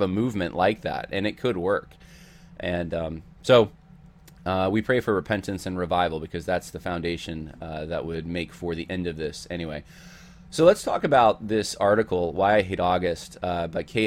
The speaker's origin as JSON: {"language": "English", "region": "Southern California", "country": "United States", "tie": "born or raised there", "moved": "yes", "said": "I'm originally from Southern California"}